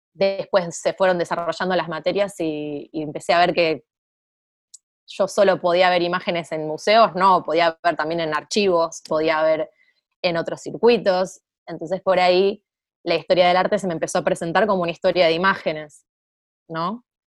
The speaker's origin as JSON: {"language": "Spanish", "country": "Argentina"}